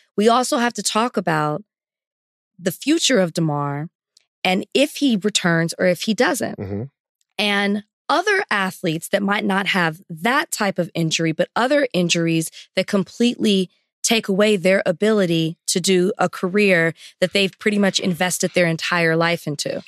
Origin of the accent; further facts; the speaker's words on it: the South, United States; also born or lived in Texas; the culture that I grew up in in the South